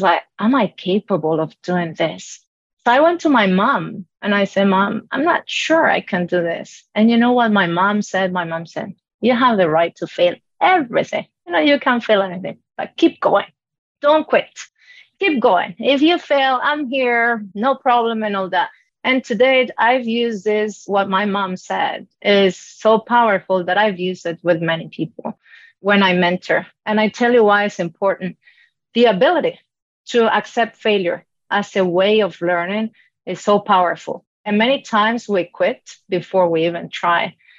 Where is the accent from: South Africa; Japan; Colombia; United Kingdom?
Colombia; born or raised there; English is a second language; moved away